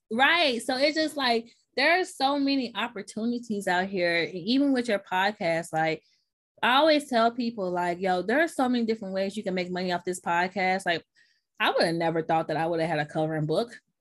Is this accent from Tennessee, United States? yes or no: yes; Memphis, Tennessee, United States; accent: Southern; now in New York, United States; So I was raised in Memphis, Tennessee